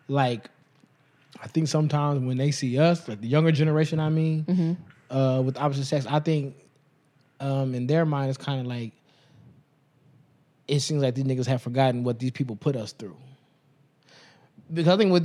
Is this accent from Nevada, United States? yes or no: yes; Las Vegas, Nevada, United States; growing up in Vegas